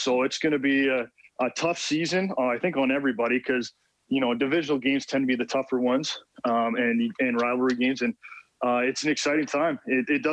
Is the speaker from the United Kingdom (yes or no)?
no; Sault Ste. Marie, Ontario, Canada; the kids here in my hometown